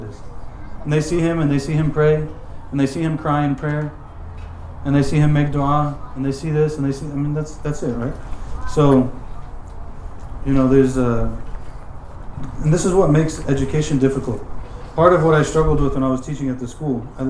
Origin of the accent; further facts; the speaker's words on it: United States; I'm from America